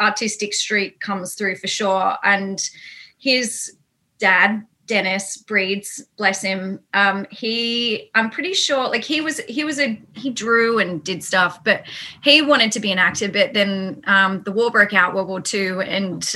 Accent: Sydney, New South Wales, Australia; I grew up in the burbs of Sydney

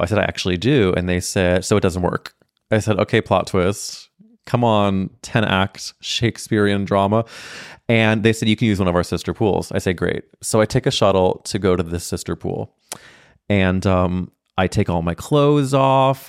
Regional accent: St. Louis, Missouri, United States; I'm growing up in Saint Louis, Missouri with three brothers

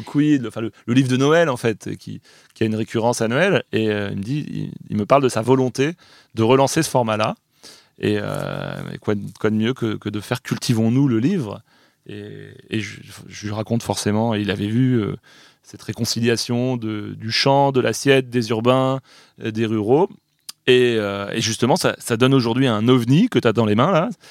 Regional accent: France; chez nous, en France

